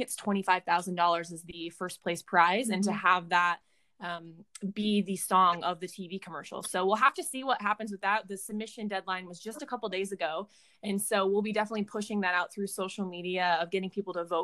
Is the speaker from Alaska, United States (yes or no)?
no; Nebraska, United States; moved away as an adult; also born or lived in Nashville, Tennessee; my Miss Nebraska year